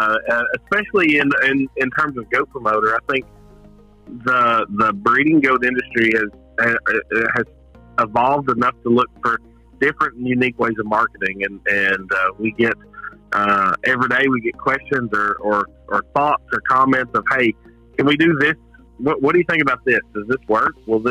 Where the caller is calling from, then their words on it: Hazard, Kentucky, United States; So I am calling from a little bitty town in southeastern Kentucky called Hazard.